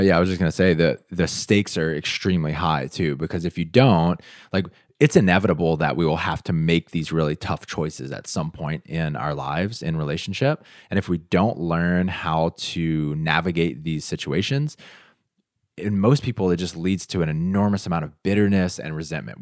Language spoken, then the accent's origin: English; United States; I'm from the United States